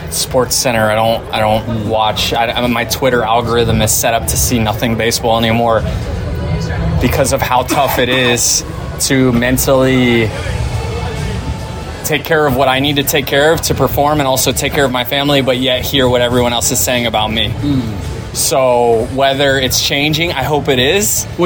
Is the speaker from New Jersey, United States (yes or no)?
no; Tampa, Florida, United States; you're in Tampa? Do you not have to worry about that as much? Yeah, I think more uh, just so it's my hometown.